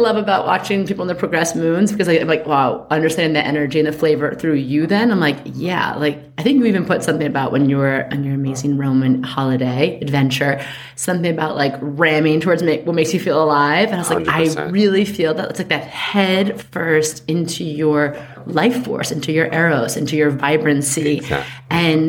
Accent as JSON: {"language": "English", "region": "New York", "country": "United States", "said": "I see something, I say something. I'm a New Yorker."}